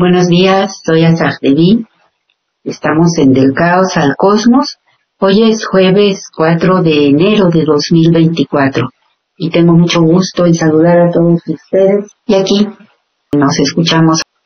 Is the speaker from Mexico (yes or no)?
yes; Mexico